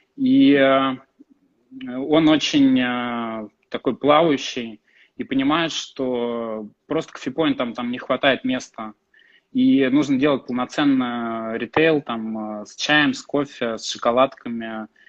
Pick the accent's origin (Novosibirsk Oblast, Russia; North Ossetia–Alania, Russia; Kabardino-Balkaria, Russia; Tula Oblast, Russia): Tula Oblast, Russia; Tula; Родился в Туле. Я из, э, Тулы